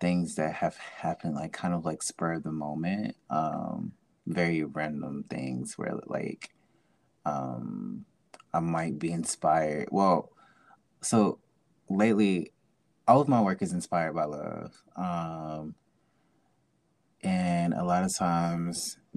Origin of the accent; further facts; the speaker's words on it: Jackson, Mississippi, United States; I'm from Jackson, Mississippi, and I am a creative